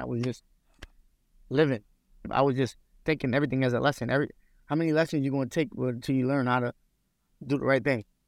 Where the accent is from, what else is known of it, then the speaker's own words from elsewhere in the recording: United States; I'm not Russian. I'm American. I ain't Russian